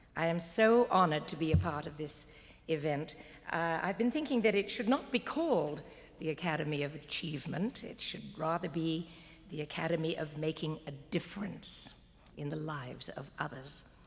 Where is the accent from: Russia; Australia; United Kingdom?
United Kingdom; Walton-on-Thames, South East England; I was born in Walton on Thames, Surrey, England